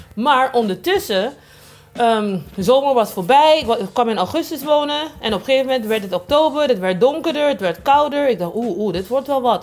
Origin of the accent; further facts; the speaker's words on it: Curaçao; now in Rotterdam, Netherlands; ik kom van Antillen, van eh, Curaçao en op zijn de stages eh, opgegroeid